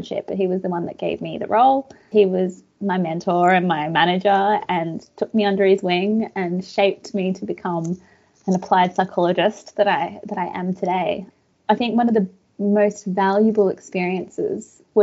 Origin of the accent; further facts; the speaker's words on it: Australia; also born or lived in Budapest, Hungary; I was born in Budapest in Hungary. And my family came out to Australia when I was about 4 years old.